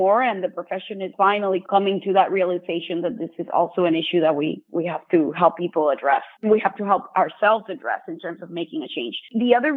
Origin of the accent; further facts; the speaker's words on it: Puerto Rico; now in Florida, United States; I was born and raised in Puerto Rico.